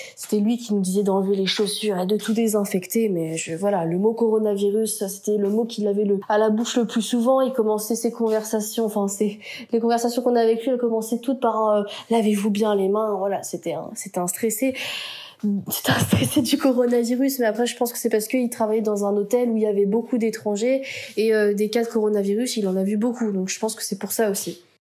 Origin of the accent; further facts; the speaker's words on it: France; accent: French; also born or lived in Buenos Aires; notre accent français